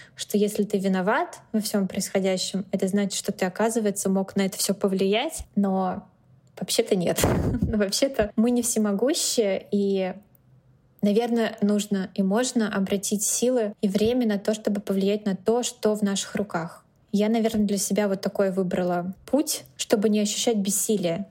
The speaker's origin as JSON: {"language": "Russian", "region": "Moscow", "country": "Russia", "tie": "born or raised there", "also_born_or_lived": "San Francisco, United States", "moved": "as an adult", "lives_now": "New York, United States", "said": "Москву я люблю бесконечно, это мой родной город и самый любимый город на всей земле"}